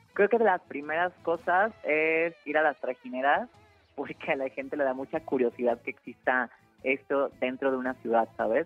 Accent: Mexico City, Mexico; also born or lived in Querétaro; yo soy chilanga, soy aquí de la Ciudad de México, pero viví en Querétaro unos años

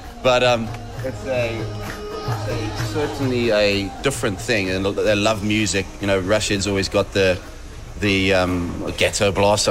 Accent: South Africa; obviously growing up in South Africa and then applying my trade and playing for England

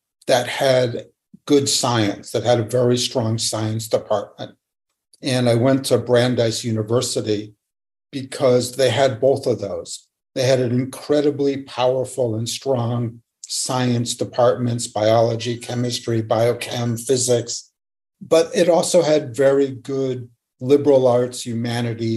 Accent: Lexington, Massachusetts, United States; born or raised there

